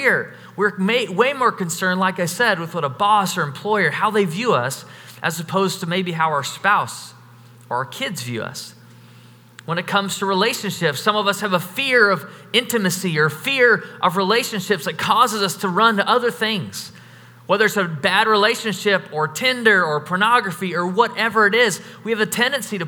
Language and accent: English; United States; we're all from America